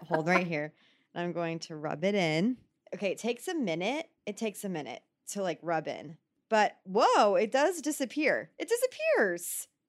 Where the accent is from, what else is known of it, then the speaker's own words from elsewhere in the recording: Texas, United States; moved away; I grew up in Texas